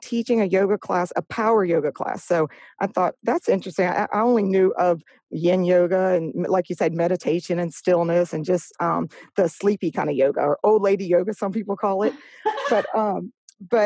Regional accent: Louisiana, United States; moved away as an adult; now in Orange Beach, United States; when I grew up in Louisiana, moved here in 99. So I was about 23 years old.

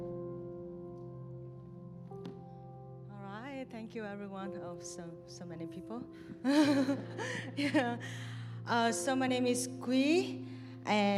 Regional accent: Vietnam; moved away; I was living in Vietnam, so Buddhism is like a very big thing in my home country

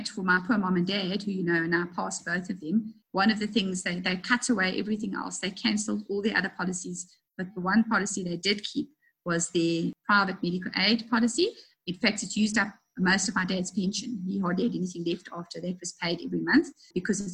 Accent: South Africa

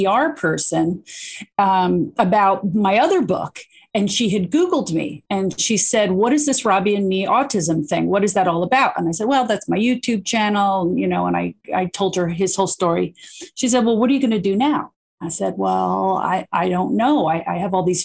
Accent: New Jersey, United States; I'm from New Jersey.

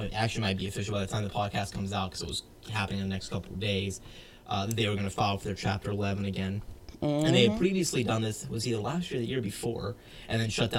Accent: South Georgia, United States; where I grew up in South Georgia

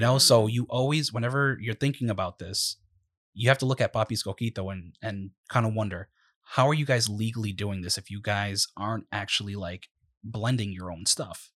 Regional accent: Providence, Rhode Island, United States; also born or lived in East Providence, Rhode Island; we're both from Rhode Island. Yep. Um, I myself, I mean, I was born in Providence.

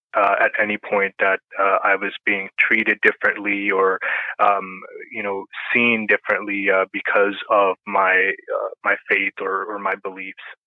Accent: Canada; also born or lived in Pakistan; I grew up in Canada

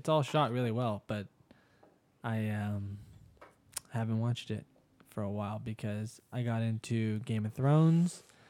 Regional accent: England, United Kingdom; Sort of like I don't really know because I'm English.

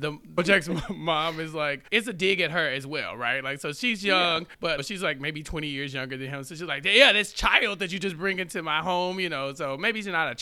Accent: Texas, United States; As a Texan

